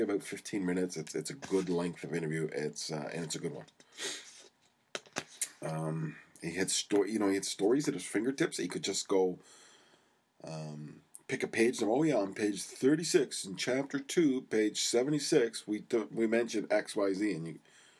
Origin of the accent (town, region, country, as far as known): Canada